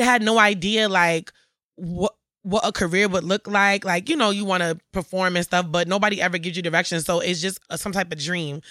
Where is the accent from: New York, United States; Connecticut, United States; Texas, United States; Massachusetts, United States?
Connecticut, United States; Bridgeport; I'm from Bridgeport, Connecticut, born and raised.